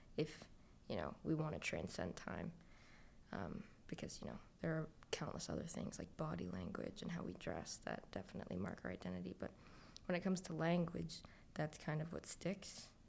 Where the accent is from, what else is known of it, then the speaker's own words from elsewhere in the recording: Scarborough, Ontario, Canada; I was raised in Scarborough